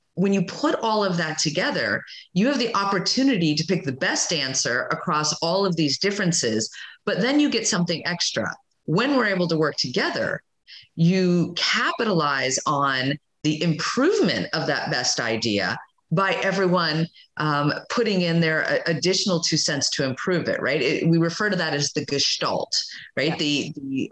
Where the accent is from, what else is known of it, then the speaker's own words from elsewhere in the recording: Florida, United States; I grew up in Florida